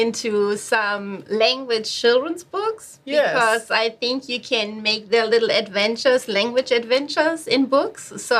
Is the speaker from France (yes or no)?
yes; Paris, Île-de-France, France; accent: Parisian; I even have Canadian students who just come to me because they want my Parisian accent.